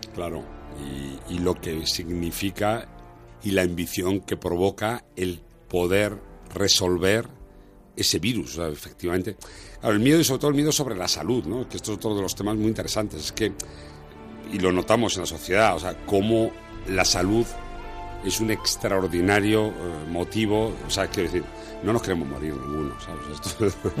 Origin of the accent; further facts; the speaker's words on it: Spain; éramos clase trabajadora pues lo que era la mayoría de este país